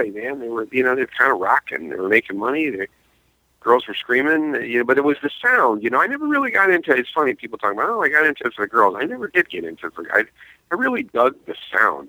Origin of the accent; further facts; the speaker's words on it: upstate New York, United States; I'm from upstate. I mean, currently I live I'm about 20 miles from Manhattan, but I grew up upstate